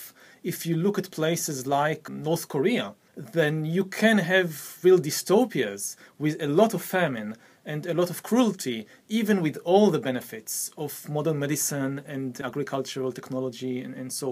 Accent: Israel; I come from the Middle East, I come from Israel

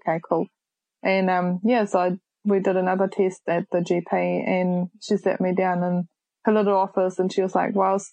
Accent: Germany; moved away as an adult; now in Whakatane, New Zealand; I'm originally from Germany. I'm 27 years old and I've been in New Zealand for the last 8 years

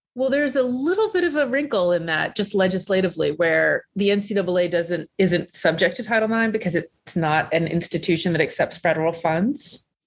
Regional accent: Southern Virginia, United States; when I was growing up in Southern Virginia

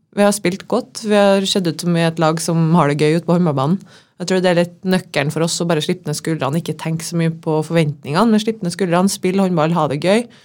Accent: Trondheim, Trøndelag, Norway; also born or lived in Larvik / Levanger / Denmark; now in Molde, Norway; jeg er jo inntil fra Trondheim. Født i 1990

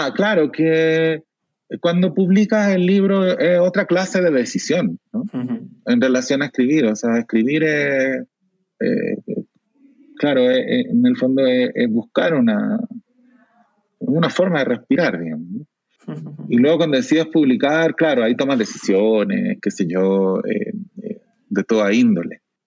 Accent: Chile; accent: Chilean Spanish; moved away as an adult; now in Mexico; cambiarse de acento del español de Chile al español de México, sin, sin perderlo

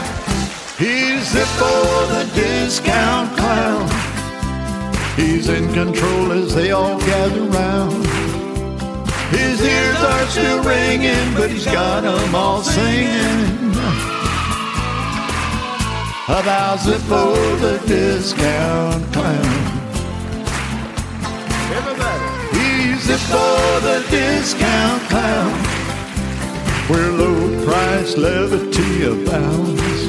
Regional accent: Mobile, Alabama, United States; I grew up in Mobile, Alabama.

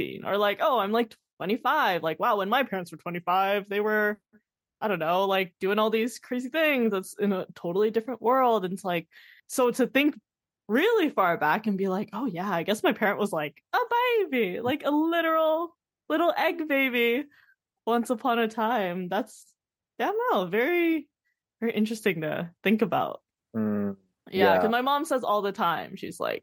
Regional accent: Canada; I'm growing up in Canada

